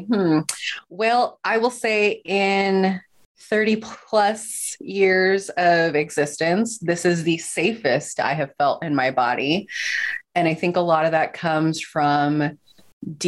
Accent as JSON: {"language": "English", "region": "Southern California", "country": "United States", "also_born_or_lived": "Utah / Los Angeles", "said": "I actually went to college in Utah, even though I am from Southern California"}